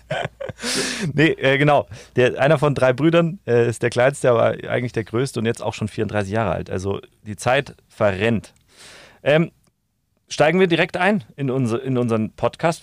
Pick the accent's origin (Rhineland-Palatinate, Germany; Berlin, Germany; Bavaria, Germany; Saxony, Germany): Bavaria, Germany; im Süden, wo wir auch herkommen